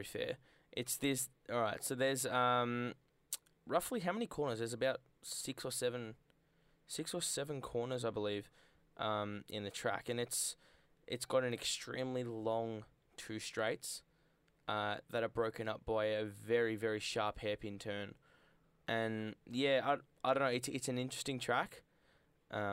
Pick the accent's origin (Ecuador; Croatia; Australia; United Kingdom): Australia; I'm Australian biased